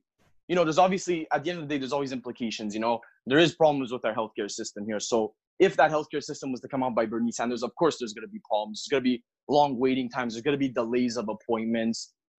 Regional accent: Canada; speaking as a Canadian, we have healthcare for all here.

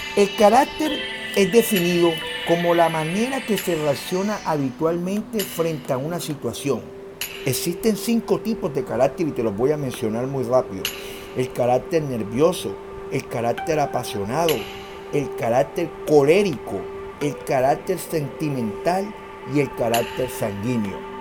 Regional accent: Colombia; Somos colombianos, somos personas trabajadoras

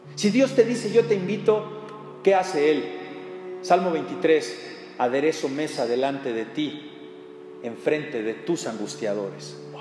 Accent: Mexico; como mexicanos

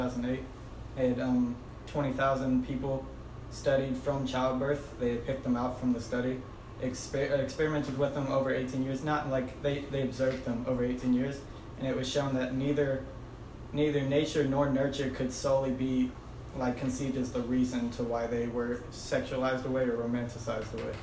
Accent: Atlanta, Georgia, United States; I'm from Southwest Atlanta

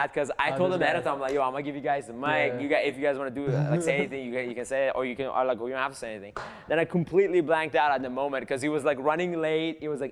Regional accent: southern Iran, Iran; moved away; I'm from Iran. I'm Persian. In South of Iran specifically

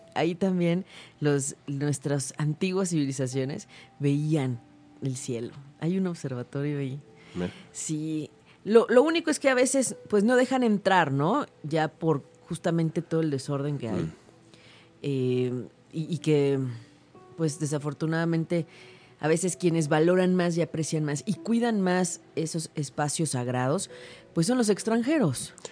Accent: Mexico; todos nosotros como mexicanos porque lo traemos en la sangre

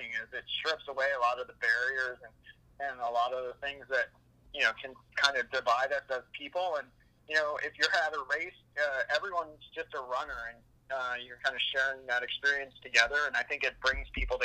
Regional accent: Oakton, Virginia, United States; now in Arlington, United States; I actually grew up in Oakton, and I'm currently living in Arlington

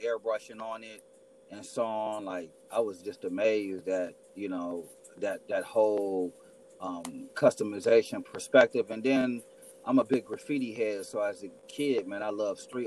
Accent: Milwaukee, Wisconsin, United States; I'm originally from Milwaukee, Wisconsin

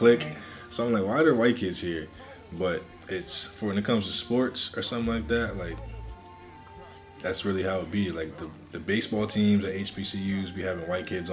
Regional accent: New Jersey, United States; where I grew up in Jersey

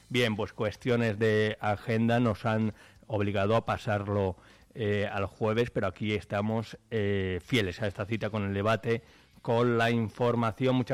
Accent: Aranda de Duero, Castile and León, Spain; ahí en Aranda, en mi tierra

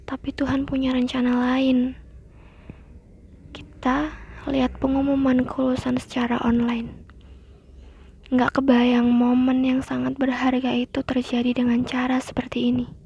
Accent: East Java, Indonesia; now in Surakarta, Indonesia; Aku asli orang Jawa Timur, tapi aku tinggal di Solo. Ayah aku dari Tawangmangu dan ibu aku dari Pacitan.

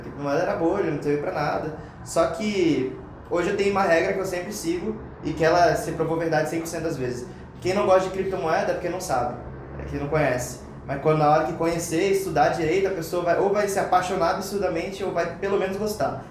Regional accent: interior of Espírito Santo, Brazil; now in São Paulo, Brazil; eu sou do interior do Espírito Santo

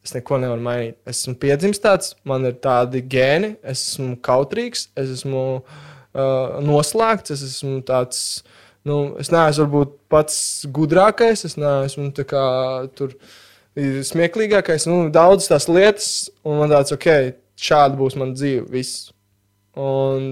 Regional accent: Latvia; mums ir paveicies piedzimt Latvijā

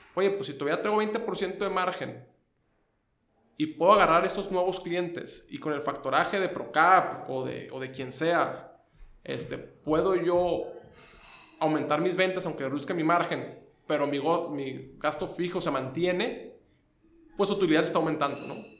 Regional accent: Tamaulipas, Mexico; moved away as an adult; now in Tijuana, Mexico; yo soy de Tamaulipas

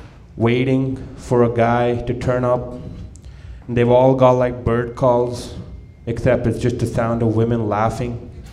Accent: India; I'm Indian. … So yeah, I am pretty tall for an Indian, but I've always been big, now I've always been tall, even as a kid.

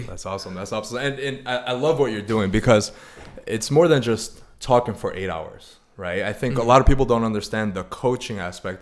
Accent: Chicago, Illinois, United States; moved away as an adult; also born or lived in Arizona; now in San Diego, United States; I'm originally from Chicago.

